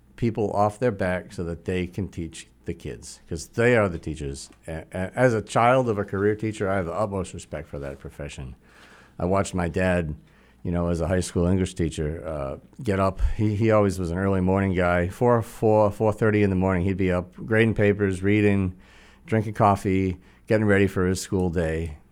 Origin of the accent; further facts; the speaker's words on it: Attleboro, Massachusetts, United States; also born or lived in Boston; I was born actually in Boston, but when I was about three months old, my parents moved to Attleboro